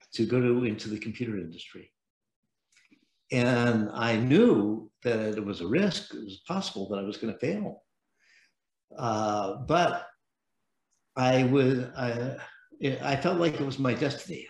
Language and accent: English; San Francisco, California, United States; I was born in San Francisco